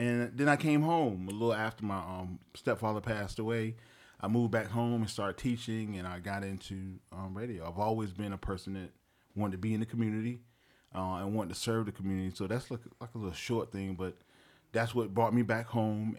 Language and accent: English; Wilmington, North Carolina, United States; I am originally from Wilmington, North Carolina